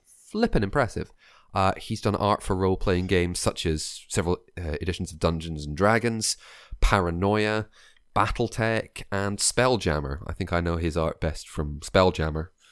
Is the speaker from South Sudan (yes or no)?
no; Scotland, United Kingdom; accent: Scottish; my real Scottish accent isn't real enough